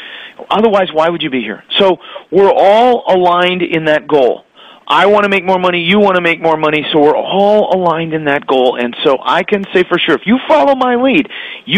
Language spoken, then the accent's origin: English; Connecticut, United States; moved away as an adult; also born or lived in Florida; I grew up in Connecticut, got married, and moved to Florida in 1993